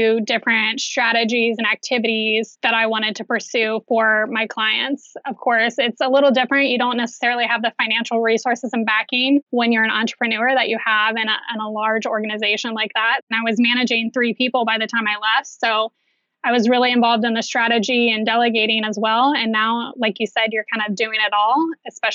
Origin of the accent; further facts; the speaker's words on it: Pickerington, Ohio, United States; also born or lived in Orange County, California; I grew up in Pickerington. I don't live there now, just about 20 minutes away.